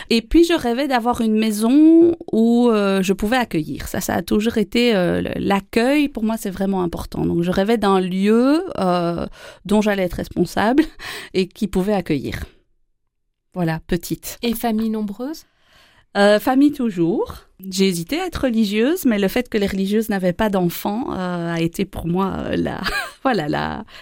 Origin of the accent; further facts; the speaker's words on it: Wallonia, Belgium; also born or lived in Charleroi, Belgium / Andenne, Belgium; ah, je, suis wallonne. J'ai euh, déménagé euh, beaucoup, beaucoup pendant mon enfance entre Charleroi, les Ardennes, euh, du côté d'Andenne, et je suis née en Ardennes. Et donc j'ai beaucoup voyagé, je suis plutôt wallonne.